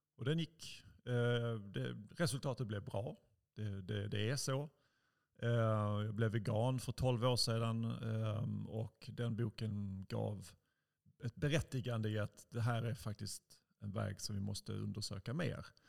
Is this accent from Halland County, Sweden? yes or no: no; Helsingborg, Skåne, Sweden; moved away as an adult; jag växte upp i Helsingborg. Jag är 45 nu, lämnade Helsingborg när jag var 19